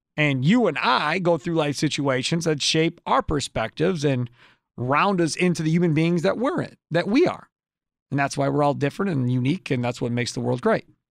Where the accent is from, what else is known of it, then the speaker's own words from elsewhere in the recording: Kenosha, Wisconsin, United States; living here my whole life in Wisconsin, growing up in Kenosha